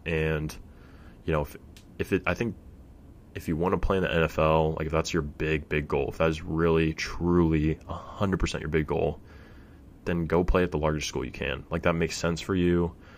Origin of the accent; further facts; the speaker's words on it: Fresno, California, United States; I'm from Fresno